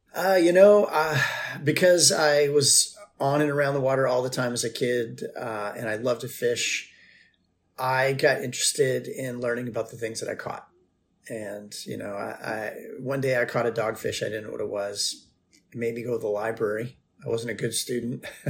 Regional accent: Martha's Vineyard, Massachusetts, United States; moved away; I grew up on Martha's Vineyard

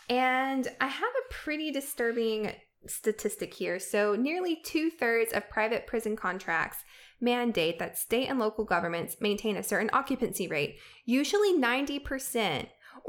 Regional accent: the South, United States; And as a Southerner, I feel really disturbed by this information because, as we've mentioned before, for-profit prisons are kind of centered in the South

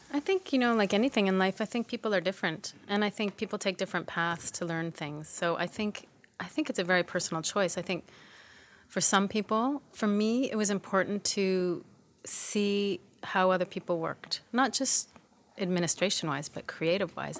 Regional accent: Toronto, Ontario, Canada; moved away as an adult; also born or lived in Montreal / Vancouver; I was born in Montreal, but I grew up in Toronto

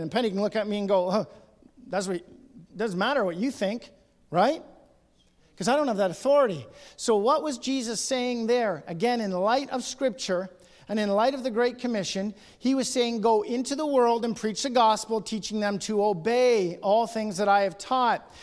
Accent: Ontario, Canada; I'm from Ontario, and I go to churches in Ontario

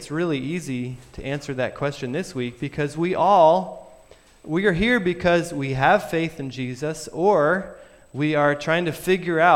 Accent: Vermont, United States; I'm from Vermont.

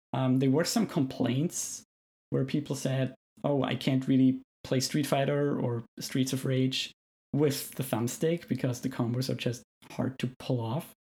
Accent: Austria; moved away as an adult; now in Canada; I'm originally from Austria, as you might be able to tell from my accent

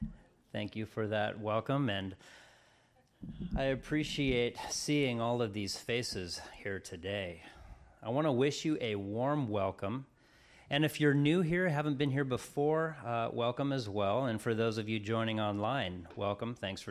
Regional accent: Colorado, United States; now in Crescent City, United States; I'm from Colorado. Many of you know that. And so when my parents and I moved out here to California, to Crescent City, in 1989

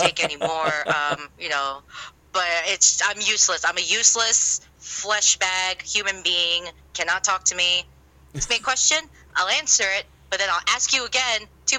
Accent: New Jersey, United States; I can't deny that I'm not from that part of Jersey because I'm from Central East Coast by the Jersey Shore.

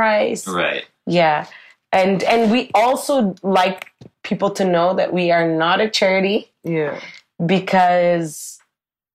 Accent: Ottawa, Ontario, Canada; moved away as an adult; now in Guangzhou, China; we're both from Ottawa.

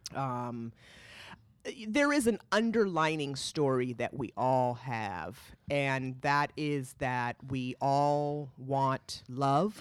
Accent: California, United States; also born or lived in Boston; now in North Carolina, United States; I feel so blessed to have h, had my upbringing in California with the mix of culture.

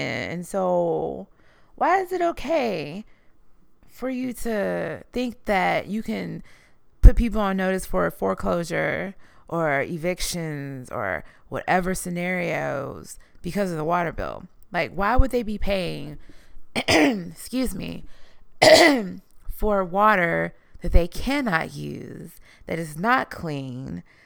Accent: Houston, Texas, United States; I am from Houston, Texas

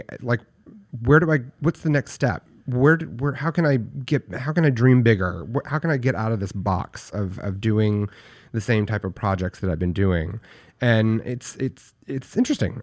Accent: Paris, Texas, United States; I grew up in Paris, Texas, which is a very, very small town in, in backwoods Texas.

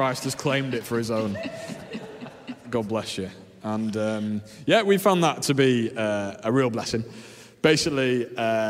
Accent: Leeds, Yorkshire and the Humber, United Kingdom; I'm from Leeds originally. My parents moved here and married here, and we grew up just up the road in Burley

